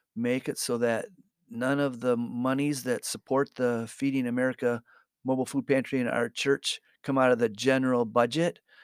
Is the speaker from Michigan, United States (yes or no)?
yes; Muskegon, Michigan, United States; moved away as an adult; now in Grand Rapids, United States; we we grew up in Muskegon